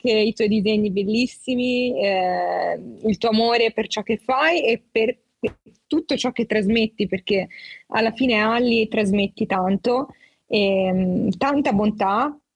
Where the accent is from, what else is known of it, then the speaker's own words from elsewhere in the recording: Maglie, Apulia, Italy; ho 21 anni, sono di Maglie in provincia di Lecce